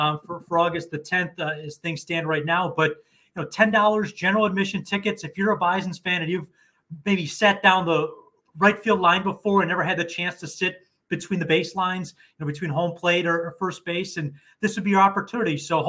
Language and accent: English; Buffalo, New York, United States; I was born and raised in Buffalo, in the city itself.